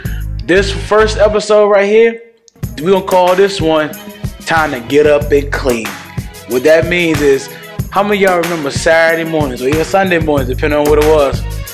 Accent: Newport News, Virginia, United States; I remember growing up in Newport News.

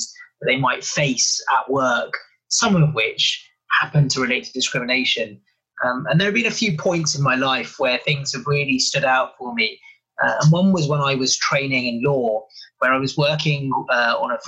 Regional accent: London, United Kingdom; also born or lived in Africa; So I grew up in originally in West London, lived in Africa for a little while, and then spent most of my life in London

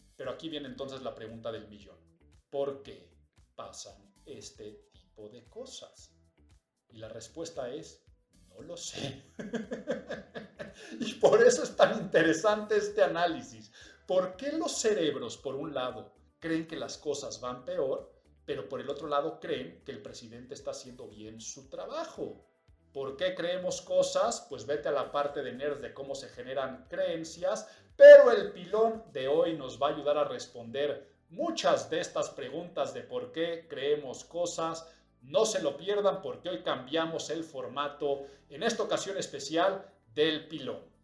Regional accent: Mexico; los que habitamos en esta nación y los que somos mexicanos

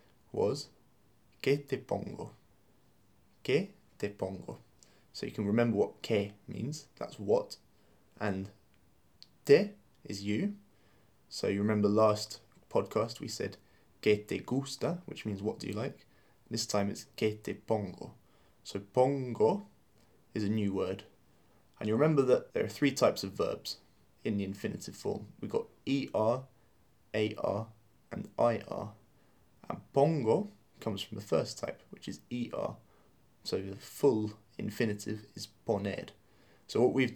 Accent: England, United Kingdom; as English people

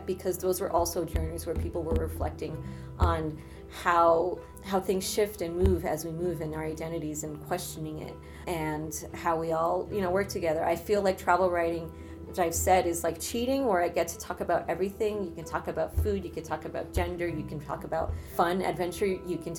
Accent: United States; also born or lived in Ecuador (ancestry); now in New York, United States; growing up in the United States, very much aware of my socioeconomic situation and my background and the immigration

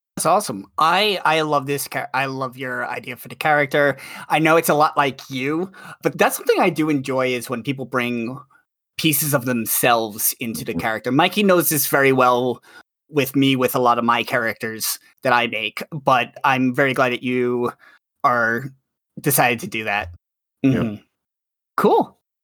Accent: New York, United States; I'm a New Yorker

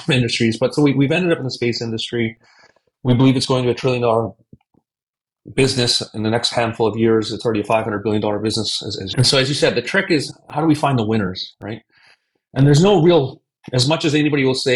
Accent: Canada; moved away; I'm originally from Canada. I'm born and raised in Canada

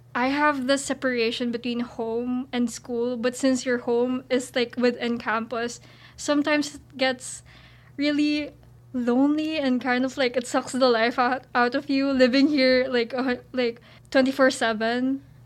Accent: Philippines; moved away as an adult; now in Syracuse, United States; I'm an international student. I'm from the Philippines.

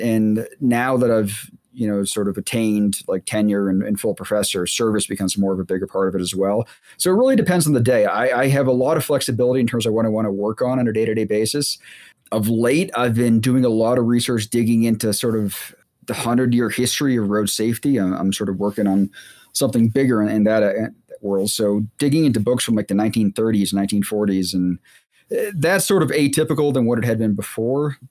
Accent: Boston, Massachusetts, United States; also born or lived in Virginia; I grew up in the Boston area

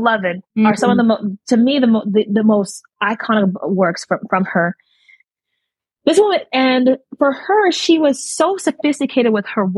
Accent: Nigeria; I'm Nigerian

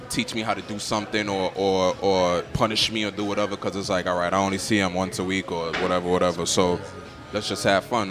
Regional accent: New York City, New York, United States; that little boy growing up in Crown Heights

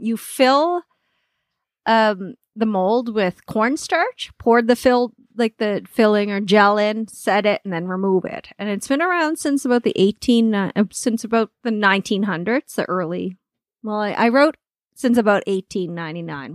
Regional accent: Nova Scotia, Canada; now in Alberta, Canada; I'm from Nova Scotia

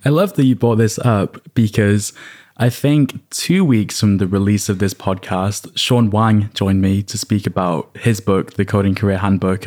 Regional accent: United Kingdom; I'm British

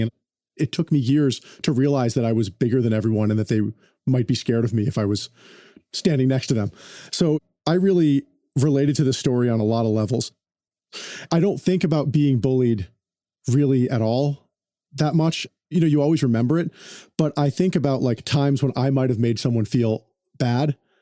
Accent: Connecticut, United States; also born or lived in New York; now in Los Angeles, United States; East Coast patrician person growing up in Connecticut

